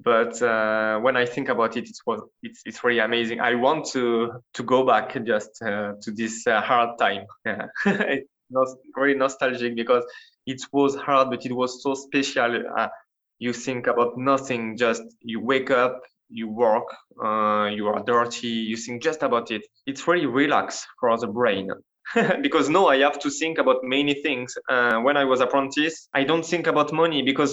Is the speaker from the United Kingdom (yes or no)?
no; France; accent: French; English is a second language; now in Sakai, Japan; It's my French accent